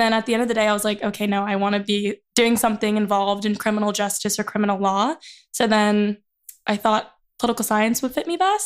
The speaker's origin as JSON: {"language": "English", "area": "Riverside County", "region": "California", "country": "United States", "moved": "as an adult", "lives_now": "Santa Barbara, United States", "said": "I'm from Riverside County"}